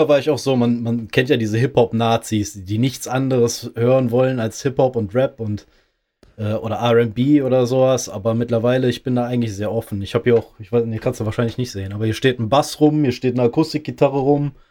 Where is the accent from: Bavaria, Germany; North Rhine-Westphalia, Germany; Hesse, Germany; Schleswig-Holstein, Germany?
North Rhine-Westphalia, Germany; Bergisch Gladbach; Nee, ich komme ich komm aus NRW, ja, aber ich äh, aus Bergisch Gladbach